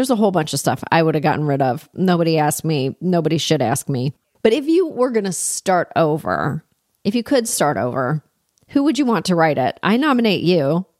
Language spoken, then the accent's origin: English; Canada; moved away as an adult; now in United States; I'm not from here originally. Like, I'm new to your country. I grew up in Canada.